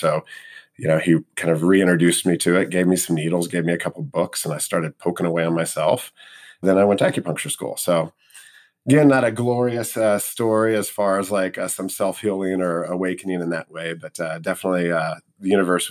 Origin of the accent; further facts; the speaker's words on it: Missouri, United States; moved away as an adult; I grew up in Missouri.